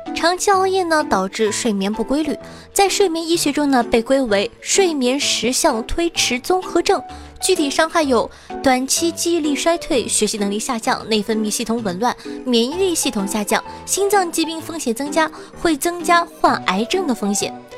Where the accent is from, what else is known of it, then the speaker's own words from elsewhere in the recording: northern China, China; 我从小在北方长大